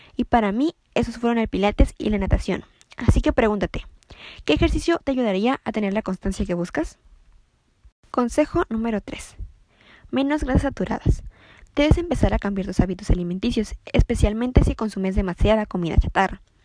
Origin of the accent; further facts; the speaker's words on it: Ensenada, Baja California, Mexico; soy de Ensenada Baja California